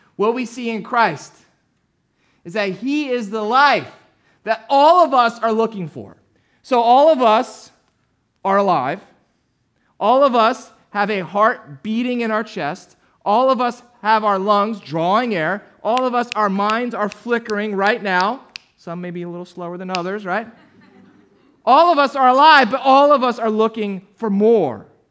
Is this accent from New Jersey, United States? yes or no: yes; New Jersey, United States; I grew up down in, uh, South Jersey